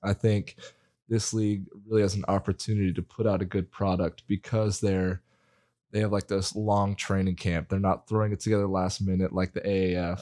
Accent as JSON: {"language": "English", "town": "Spokane", "region": "Washington", "country": "United States", "said": "I am from Spokane, Washington"}